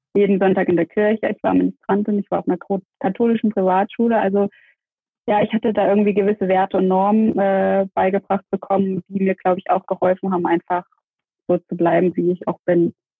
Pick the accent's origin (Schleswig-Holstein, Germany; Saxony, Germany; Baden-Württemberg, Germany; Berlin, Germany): Saxony, Germany; Dresden; now in Stuttgart, Germany; ich bin ähm, in Dresden geboren, lebe in Stuttgart